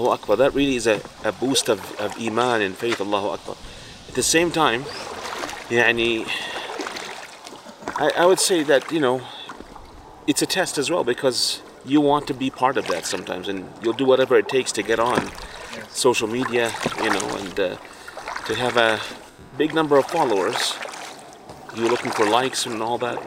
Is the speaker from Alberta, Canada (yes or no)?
yes; Fort McMurray, Alberta, Canada; Living where we live, you know, I'm from Fort Mac